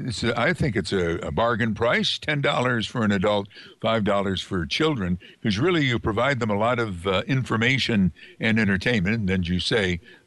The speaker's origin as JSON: {"language": "English", "town": "Amsterdam", "region": "New York", "country": "United States", "tie": "born or raised there", "said": "my hometown of Amsterdam, New York."}